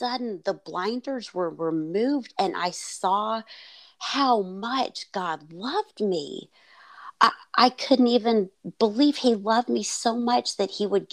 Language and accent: English; Fort Worth, Texas, United States; I grew up in Fort Worth